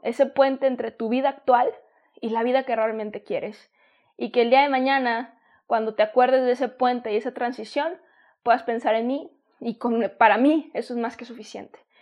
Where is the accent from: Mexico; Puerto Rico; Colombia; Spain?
Mexico; also born or lived in San Diego, United States; Yo soy de México y estuve en San Diego